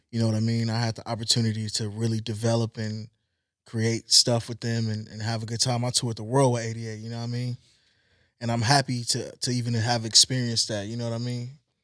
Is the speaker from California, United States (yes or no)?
yes; Compton, California, United States; also born or lived in Long Beach; I'm from Long Beach, I'm from Compton. I was born in Compton